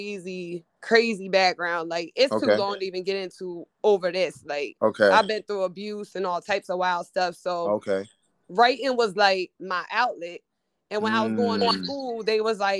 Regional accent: York, Pennsylvania, United States; moved away; also born or lived in Baltimore; I'm from Pennsylvania, York.

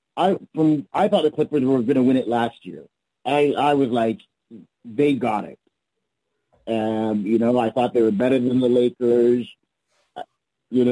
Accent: Toronto, Ontario, Canada; I'm from Toronto

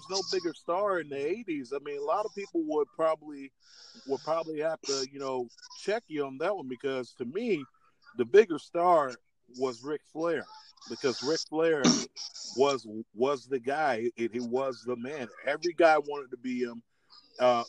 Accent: South Florida, United States; being a big kid growing up in South Florida

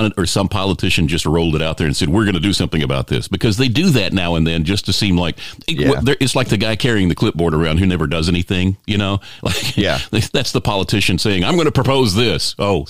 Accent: Houston, Texas, United States; moved away as an adult; now in Los Angeles, United States; I sold my car, so I had enough money to leave my hometown of Houston, Texas, and head for the bright pink lights of Hollywood.

